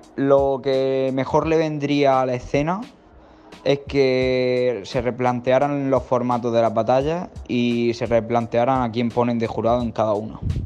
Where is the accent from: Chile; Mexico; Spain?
Spain; Murcia, Region of Murcia; tengo 19 años y soy de Murcia.